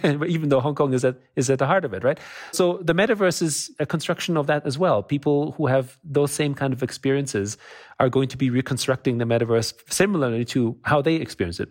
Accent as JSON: {"language": "English", "country": "Austria", "tie": "born or raised there", "also_born_or_lived": "United States", "moved": "yes", "said": "I grew up in Austria"}